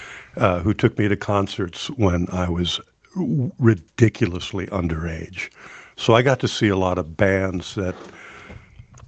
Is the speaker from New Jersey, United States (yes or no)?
no; Madison, Wisconsin, United States; born or raised there; also born or lived in Basilan Island, Philippines; now in Fox Cities, United States